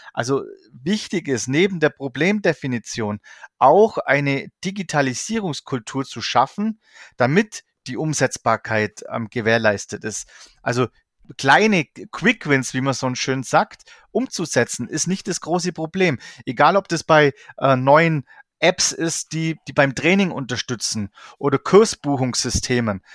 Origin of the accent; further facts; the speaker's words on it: Allgäu, Bavaria, Germany; ich komme aus dem Allgäu